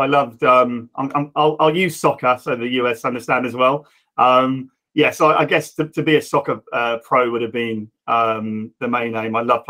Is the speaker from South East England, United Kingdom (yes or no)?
yes; Reading, South East England, United Kingdom; I'm Reading born and bred and still here, sadly. So I'm from the area and still work